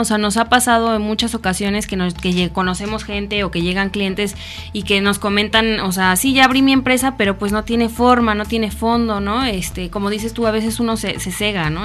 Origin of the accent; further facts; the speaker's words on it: Mexico City, Mexico; moved away as an adult; now in Morelos, Mexico; yo vengo de la Ciudad de México, llevo cinco años viviendo ya aquí en Morelos